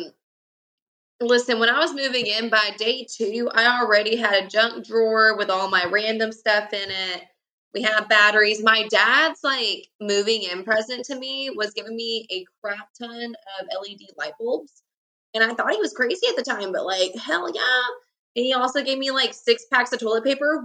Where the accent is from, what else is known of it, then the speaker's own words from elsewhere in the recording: Knoxville, Tennessee, United States; Born and raised in Knoxville, Tennessee.